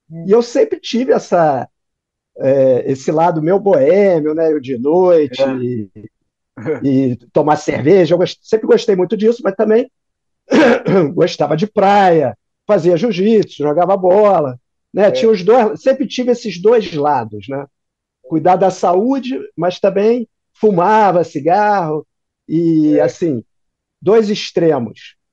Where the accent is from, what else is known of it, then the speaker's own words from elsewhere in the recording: Rio de Janeiro, Brazil; É, eu sou carioca, né?